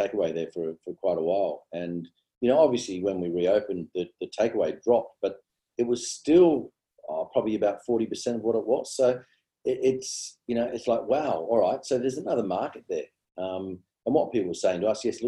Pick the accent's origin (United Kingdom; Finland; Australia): Australia; Sydney, New South Wales; also born or lived in Tamworth, New South Wales; I pretty much did my sort of, you know, schooling years out west.